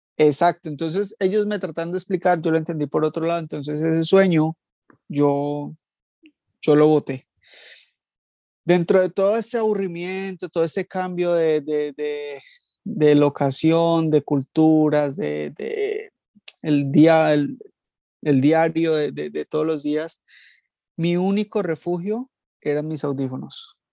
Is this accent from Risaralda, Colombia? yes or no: no; Villavicencio, Meta, Colombia; also born or lived in Palmira, Valle del Cauca; now in London, United Kingdom; yo soy de, del Valle, de Palmira, pero me crié en ah, Villavicencio